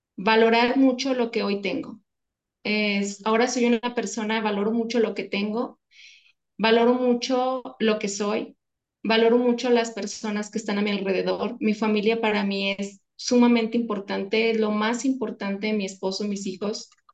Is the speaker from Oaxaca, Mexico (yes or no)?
no; León, Guanajuato, Mexico; somos de aquí de León, entonces es la parte de calzado